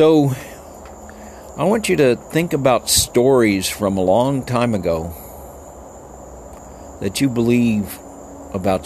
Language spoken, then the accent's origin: English; El Paso, Texas, United States; There were 70% Mexicans when I grew up, and there's 80% now